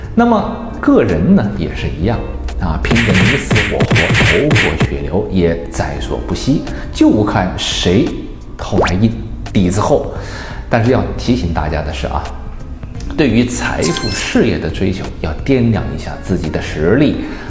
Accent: Wuhan, Hubei, China; 这是我们武汉人的一句话

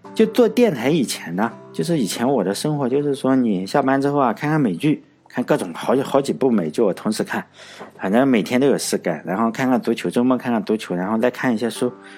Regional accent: China; 即使我是中国人呢

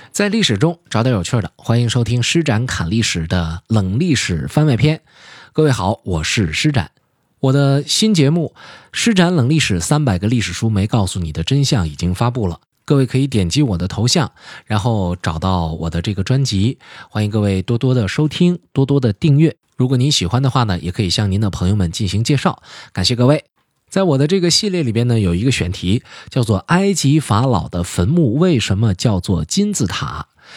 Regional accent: China; 我们中国人

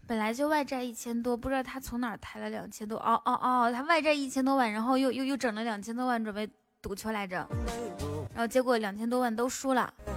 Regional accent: a small town near Baotou, Inner Mongolia, China; accent: Inner Mongolian dialect; 我在包头那边，包头附近的一个小镇上面

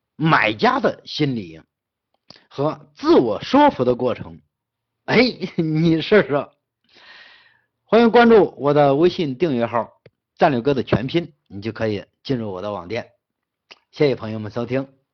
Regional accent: Henan, China; 我们河南人跟河南人做生意是最难做了，真的。我在全在整个西北跟外地人打交道是最好打，但是跟河南老乡打交道是

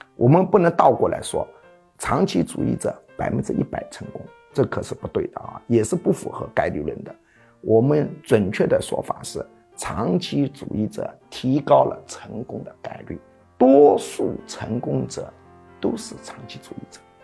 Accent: China; 我们中国人讲愚公移山

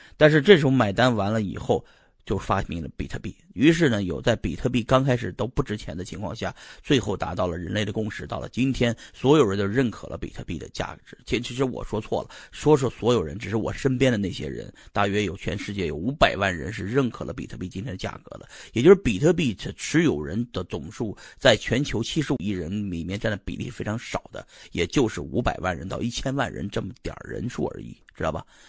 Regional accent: Shanxi, China; 就是我老家这帮山西人

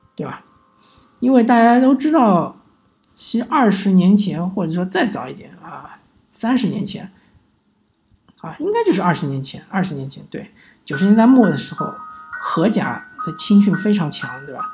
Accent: China; 有点像是我们中国人，他喜欢存款

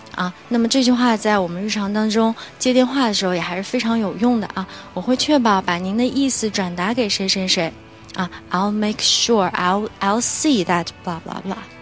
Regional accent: China; 按照我们中国人的语言习惯呢

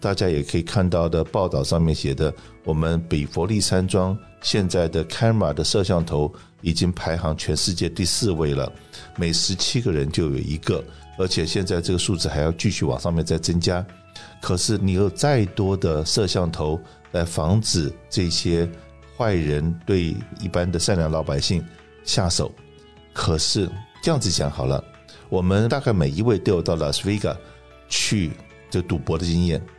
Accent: China; now in Los Angeles, United States; 我们中国人的第一桶金都是努力工作、赚钱、存钱，存的第一桶金来创业

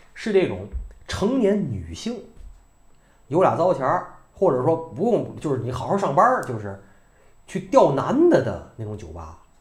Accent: China; moved away; also born or lived in Vancouver, Canada; 我们大陆人

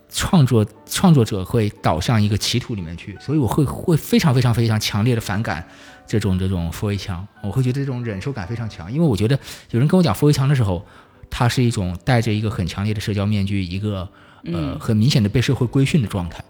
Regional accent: Nanchang, Jiangxi, China; moved away; 我是，呃，江西南昌人嗯。就，就在我的老家，现在有很多上年纪一点的人，他是根本不会说普通话

